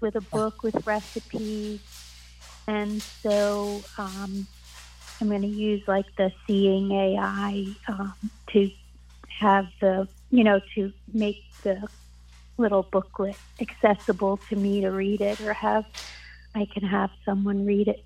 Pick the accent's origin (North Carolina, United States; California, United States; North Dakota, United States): North Carolina, United States; I'm the 561 number, and I'm from North Carolina